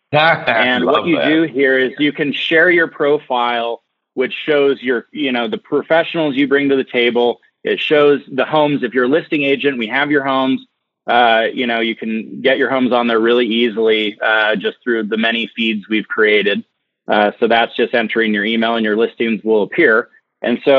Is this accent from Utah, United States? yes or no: yes; Park City, Utah, United States; I'm from Utah and I grew up in Park City